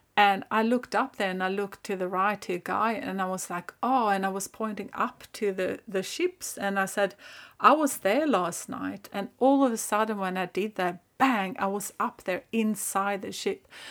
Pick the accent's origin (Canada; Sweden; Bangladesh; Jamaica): Sweden; northern Sweden; I am originally from Sweden. I grew up there in the pine forests, kind of the north of Sweden.